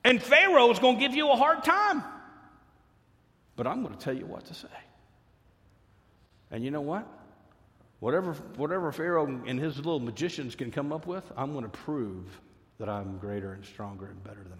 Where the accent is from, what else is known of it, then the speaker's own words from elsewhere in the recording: Fort Worth, Texas, United States; I grew up in Fort Worth, Texas